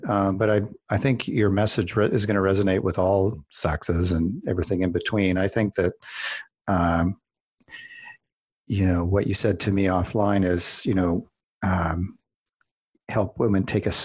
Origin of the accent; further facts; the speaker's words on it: Calgary, Alberta, Canada; I grew up in Calgary